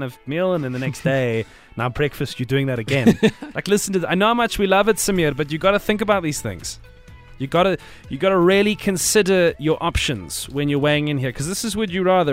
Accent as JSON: {"language": "English", "country": "South Africa", "said": "We're very South African about our business."}